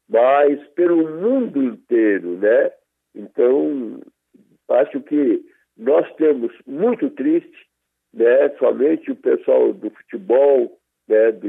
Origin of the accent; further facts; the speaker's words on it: Brazil; Eu acho que não porque a gente é brasileiro, né, que viveu junto com ele